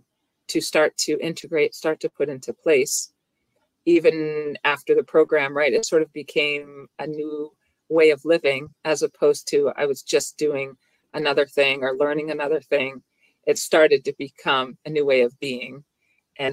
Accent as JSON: {"language": "English", "area": "near Boston", "region": "Massachusetts", "country": "United States", "tie": "born or raised there", "said": "I live near Boston"}